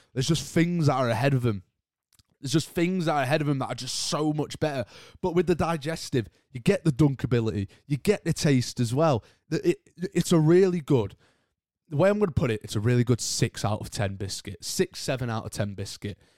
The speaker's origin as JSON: {"language": "English", "country": "United Kingdom", "accent": "British", "said": "I'm British myself, as you probably can tell by the accent"}